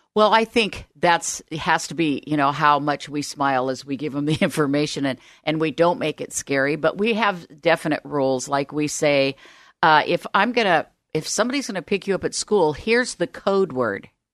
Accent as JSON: {"language": "English", "town": "Omaha", "region": "Nebraska", "country": "United States", "tie": "born or raised there", "also_born_or_lived": "Southern California", "moved": "yes", "lives_now": "Oregon, United States", "said": "I grew up in Omaha, Nebraska."}